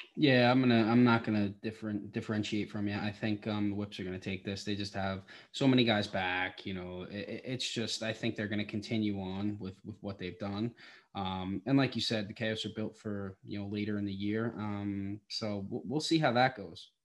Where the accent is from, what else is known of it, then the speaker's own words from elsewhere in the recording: Long Island, New York, United States; I'm from Long Island